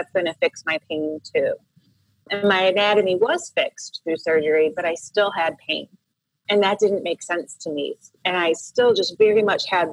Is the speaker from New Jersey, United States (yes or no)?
no; Royal Oak, Michigan, United States; moved away as an adult; also born or lived in Southern California; I actually grew up in Michigan in the Midwest of the United States in a suburb of Detroit called Royal Oak. So I was born and raised there.